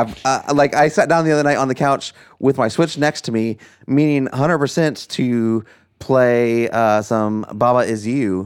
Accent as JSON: {"language": "English", "country": "United States", "tie": "born or raised there"}